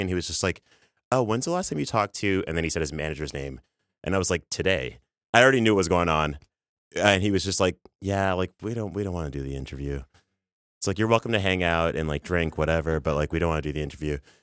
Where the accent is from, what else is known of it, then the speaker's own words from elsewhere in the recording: Toronto, Ontario, Canada; now in New York, United States; You can't hear it in my, in my voice or my accent, but I'm from Canada. I'm from Toronto